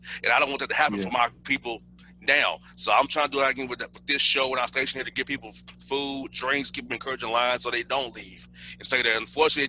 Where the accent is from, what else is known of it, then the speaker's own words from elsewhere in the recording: Atlanta, Georgia, United States; I grew up here in Atlanta. We were segregated here in Atlanta.